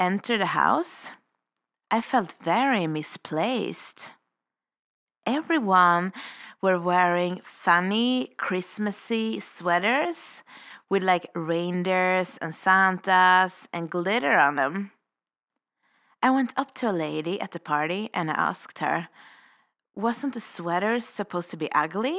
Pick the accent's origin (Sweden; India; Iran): Sweden; moved away as an adult; now in Revelstoke, Canada